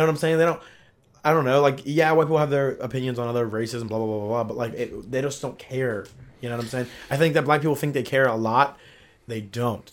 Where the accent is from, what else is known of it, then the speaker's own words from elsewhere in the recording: Columbus, Ohio, United States; also born or lived in Sevierville, Tennessee / Pickerington, Ohio; I'm an Ohio boy, Columbus boy